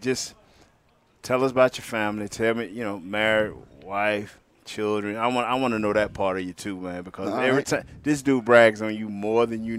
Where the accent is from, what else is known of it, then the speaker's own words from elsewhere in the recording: Orlando, Florida, United States; That's my hometown, bro.